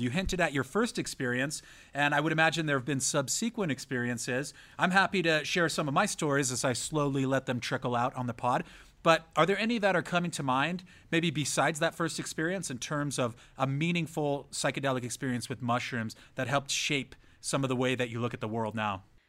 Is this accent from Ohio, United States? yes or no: no; San Diego, California, United States; also born or lived in San Francisco, California; I'm from San Diego, California, and I went to school in San Francisco